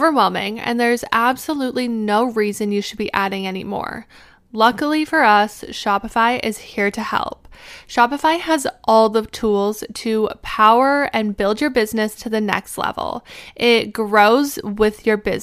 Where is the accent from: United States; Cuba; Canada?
Canada; As a Canadian, I got my passport literally after I got my name when I came out of the womb.